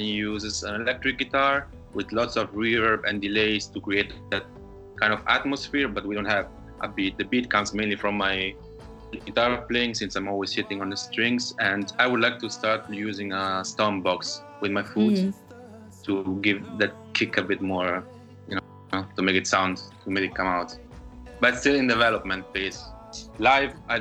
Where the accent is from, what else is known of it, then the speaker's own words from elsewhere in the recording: Rome, Lazio, Italy; moved away as an adult; now in Berlin, Germany; I'm from Italy. I'm from Rome